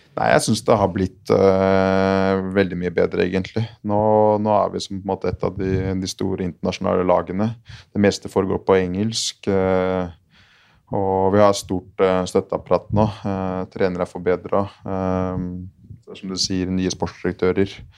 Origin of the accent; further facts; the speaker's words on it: Asker, Akershus, Norway; jeg er fra, fra Asker